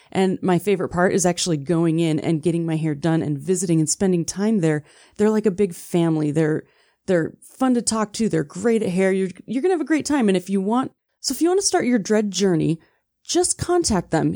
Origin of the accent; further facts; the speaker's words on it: Wisconsin, United States; now in Utah, United States; I grew up in Wisconsin